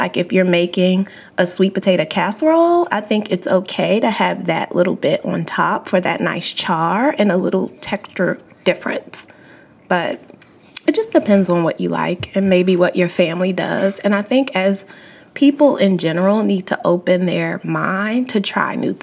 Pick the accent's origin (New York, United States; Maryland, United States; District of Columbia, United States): Maryland, United States; moved away as an adult; also born or lived in California; born and raised in Maryland my whole life